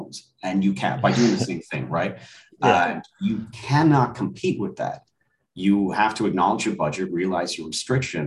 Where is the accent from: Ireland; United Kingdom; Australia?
Ireland; moved away as an adult; now in United States; I was born and raised in Ireland. I came to the States when I was 18.